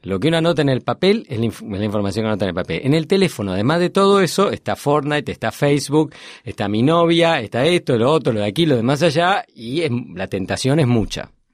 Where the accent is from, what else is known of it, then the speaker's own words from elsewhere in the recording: Argentina; soy argentino, enseño en Northwestern University